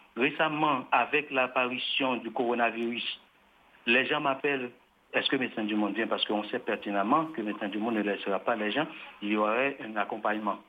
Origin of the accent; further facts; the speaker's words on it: Haiti; En tant qu'haïtien, je parle en tant qu'haïtien